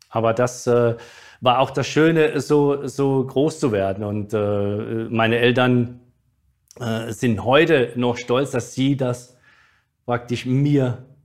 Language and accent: German; Mannheim, Baden-Württemberg, Germany; Also klar, ich bin ja auf der Rheinau groß geworden, aber irgendwann mit äh, 15, 14, 15 bin ich ja zum Waldhof gewechselt.